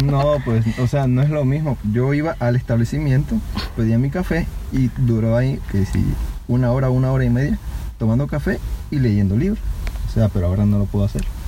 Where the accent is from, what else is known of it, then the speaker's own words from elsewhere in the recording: Venezuela; now in Querétaro, Mexico; Soy mexicano, venezolano y queretano, obviamente.